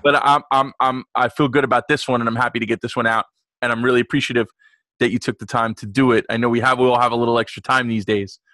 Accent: New York, United States; I grew up in New York

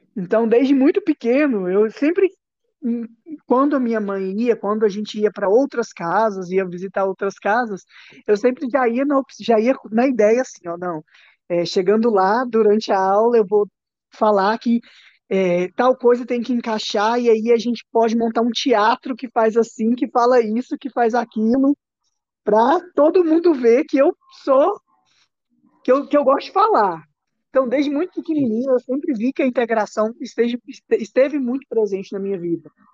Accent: Santa Bárbara de Goiás, Goiás, Brazil; Eu sou de Santa Bárbara

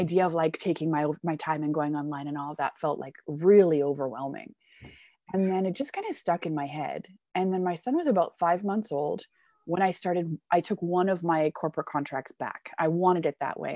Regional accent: Canada; now in Germany; I come from Canada, but I've lived all over the world

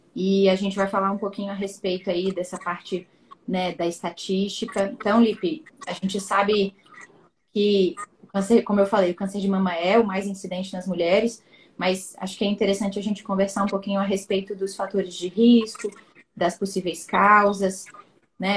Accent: Espírito Santo, Brazil; nós dois somos capixabas, conterrâneos

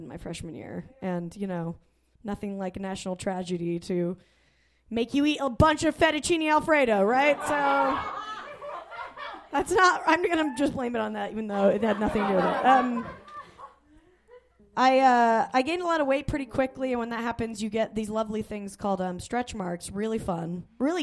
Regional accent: Salt Lake City, Utah, United States; I grew up in Salt Lake City

